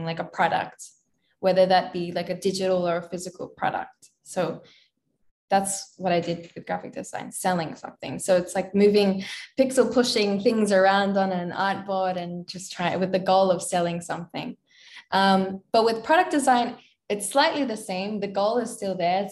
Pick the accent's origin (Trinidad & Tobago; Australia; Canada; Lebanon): Australia; moved away as an adult; also born or lived in Philippines; I was born and raised in Australia